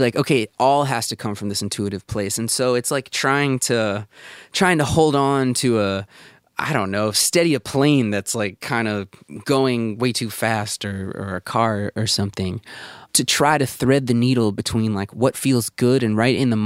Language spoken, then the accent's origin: English; Baltimore, Maryland, United States; moved away; also born or lived in Bloomington, Indiana; I grew up in Baltimore in like a very Jewish community